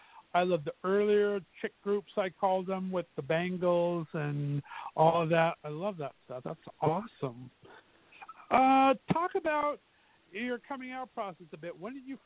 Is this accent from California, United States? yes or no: yes; Southern California, United States; now in Northeast Ohio, United States; I'm originally from Southern California, been banished here to Northeast Ohio.